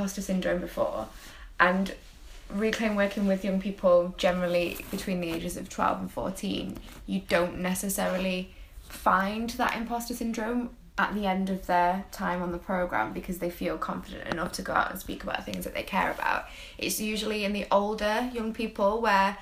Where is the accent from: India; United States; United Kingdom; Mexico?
United Kingdom; Manchester, North West England; I'm from Withenshaw in Manchester